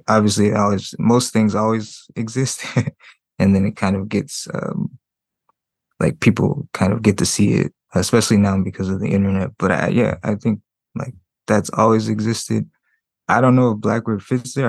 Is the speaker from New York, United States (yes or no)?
no; Compton, California, United States; also born or lived in San Francisco / Berkeley; I'm from Compton